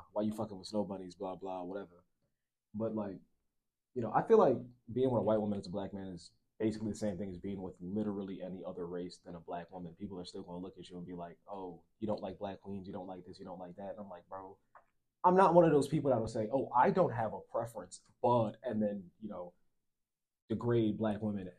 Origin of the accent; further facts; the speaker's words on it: New York City, New York, United States; also born or lived in Philadelphia; Like, I don't really dress like I'm from New York. I don't really dress like I'm from Philly.